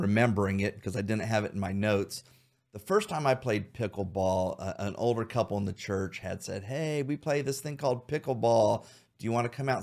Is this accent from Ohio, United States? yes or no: yes; Xenia, Ohio, United States; also born or lived in Troy, Ohio; I grew up in Xenia.